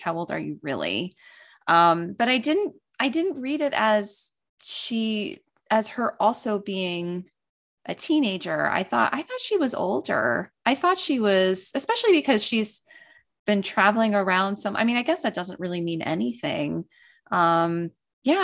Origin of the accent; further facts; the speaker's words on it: East Coast, United States; growing up on the East Coast